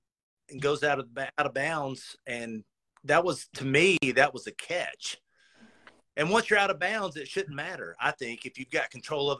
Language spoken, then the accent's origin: English; Philadelphia, Pennsylvania, United States; I'm from Philly